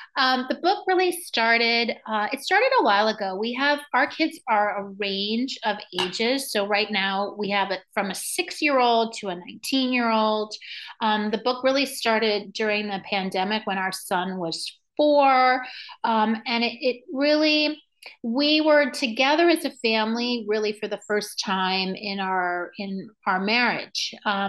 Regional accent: Venezuela; also born or lived in New York; now in United States; I was born in New York. I grew up in Venezuela. So I do a lot of work with Spanish speaking parents and Spanish speaking communities.

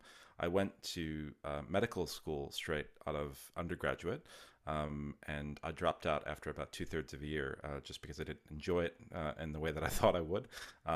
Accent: Wisconsin, United States; So I'm originally from the US. I grew up in Wisconsin.

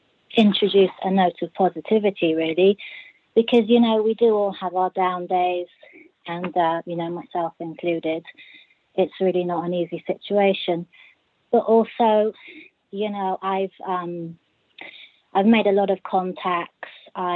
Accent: Bristol, South West England, United Kingdom; I'm from Bristol.

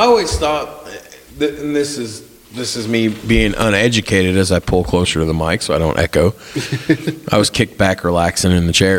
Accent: Birdseye, Indiana, United States; I grew up in Birdseye

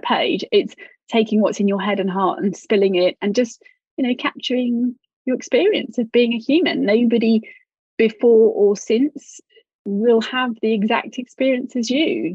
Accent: United Kingdom; especially being British

